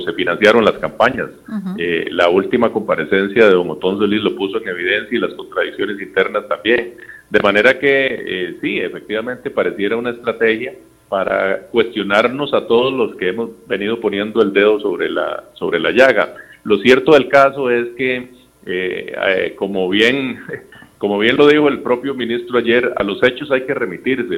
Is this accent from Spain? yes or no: no; Costa Rica; como costarricense